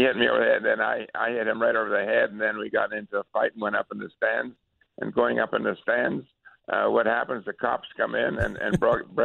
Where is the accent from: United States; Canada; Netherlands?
Canada; Sudbury, Ontario; I'm from Sudbury